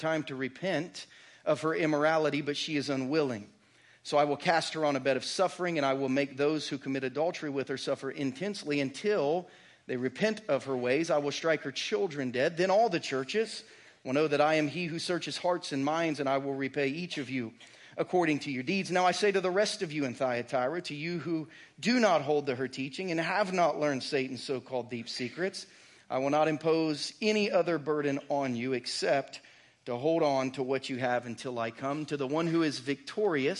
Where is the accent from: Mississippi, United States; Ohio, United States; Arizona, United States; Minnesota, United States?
Ohio, United States; Southern; now in Lee's Summit, United States; my family growing up in Southern Ohio